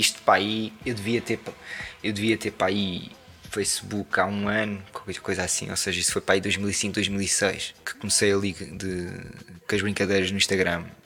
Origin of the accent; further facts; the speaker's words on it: Portugal; moved away as an adult; also born or lived in Lisbon; o facto de vir daqui